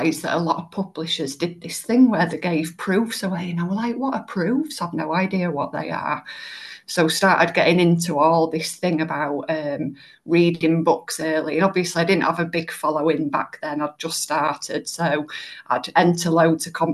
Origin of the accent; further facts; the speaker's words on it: Yorkshire and the Humber, United Kingdom; people know me as a Yorkshire lass